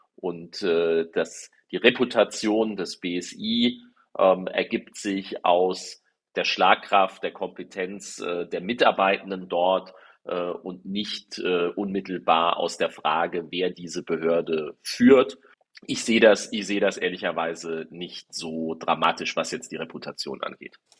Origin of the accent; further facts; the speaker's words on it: Darmstadt-Dieburg district, Hesse, Germany; hier im Landkreis Darmstadt-Dieburg gab es das auch, äh, wo ich herkomme